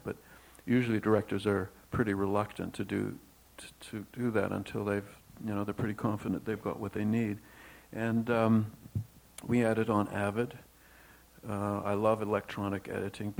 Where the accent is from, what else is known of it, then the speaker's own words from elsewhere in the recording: Toronto, Ontario, Canada; Howard and I grew up together in Toronto